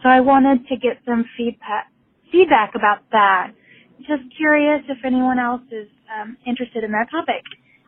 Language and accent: English; Sacramento, California, United States; I'm from Sacramento, California.